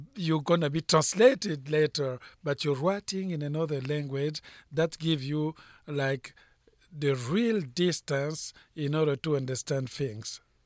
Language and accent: English; Republic of the Congo; English is a second language; moved away as an adult; also born or lived in France / United States; now in Los Angeles, United States; I was born in Africa, in Congo-Brazzaville, uh, speaking French of Edo. I, uh, went to school of Edo, and then I went to France